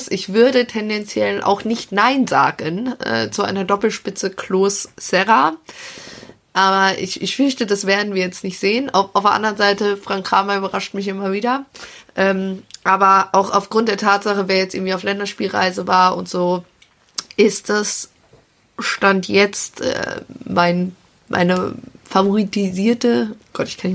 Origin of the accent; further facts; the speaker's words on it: Bünde, North Rhine-Westphalia, Germany; born there; Also, äh, geboren tatsächlich in Bünde